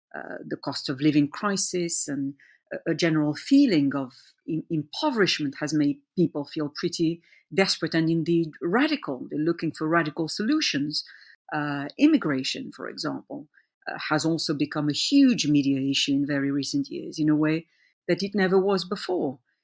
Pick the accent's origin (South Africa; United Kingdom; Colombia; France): France; who were born and raised in France and, and are fully-fledged French